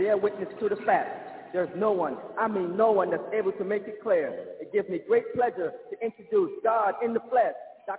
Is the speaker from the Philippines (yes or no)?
no; U.S. Virgin Islands; I'm from St. Paul, U.S. Virgin Islands. I've followed the Lamb since 1989.